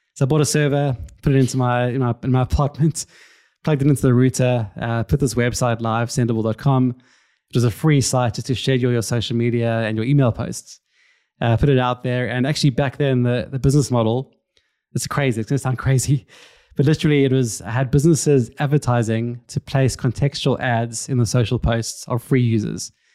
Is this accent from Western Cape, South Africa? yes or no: yes; Cape Town, Western Cape, South Africa; now in London, United Kingdom; I'm originally from Cape Town, South Africa. You can probably hear it from the accent.